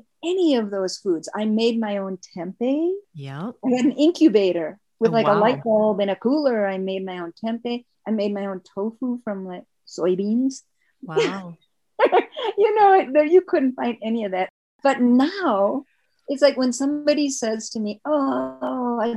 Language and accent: English; Wisconsin, United States; I was born in Wisconsin.